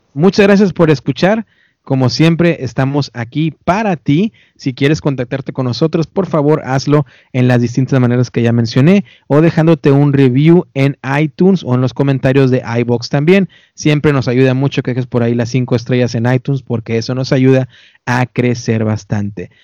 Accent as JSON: {"language": "Spanish", "country": "Mexico", "moved": "yes", "lives_now": "United States", "said": "yo sé que soy mexicano y muy orgulloso"}